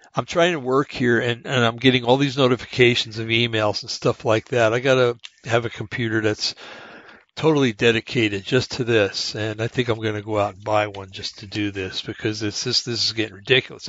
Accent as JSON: {"language": "English", "country": "United States", "said": "being an American"}